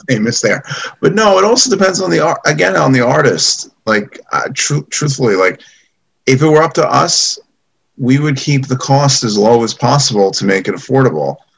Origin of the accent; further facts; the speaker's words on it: Great Neck, New York, United States; moved away as an adult; now in New York City, United States; I grew up in uh, Roslyn and uh, Great Neck area